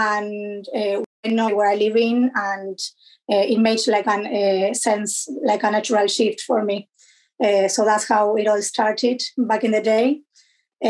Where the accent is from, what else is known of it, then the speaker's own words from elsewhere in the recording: Argentina; moved away as an adult; also born or lived in London, United Kingdom; now in Canterbury, United Kingdom; I'm originally from Argentina